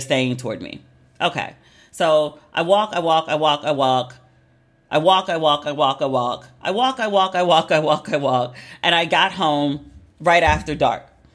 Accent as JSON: {"language": "English", "country": "United States", "tie": "born or raised there", "also_born_or_lived": "United Kingdom / Los Angeles", "said": "I'm very American. Like, that's where I was born. That's where I was raised"}